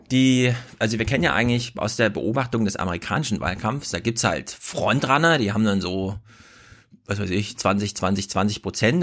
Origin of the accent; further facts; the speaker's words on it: Thuringia, Germany; ich komme aus Thüringen